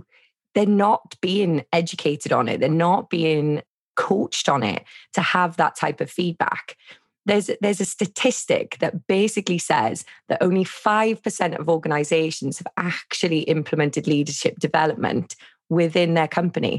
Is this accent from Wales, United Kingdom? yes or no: yes; Wales, United Kingdom; I'm from Wales.